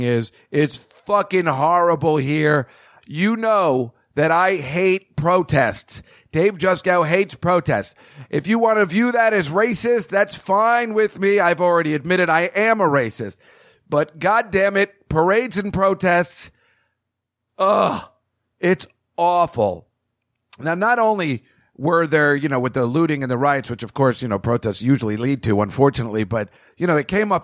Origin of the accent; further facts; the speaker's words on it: New Jersey, United States; I'm a guy from Jersey